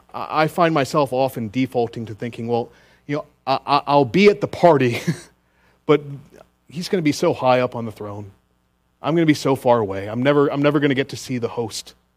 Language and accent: English; Richmond, Virginia, United States; now in Greenville, United States; my hometown of Richmond, Virginia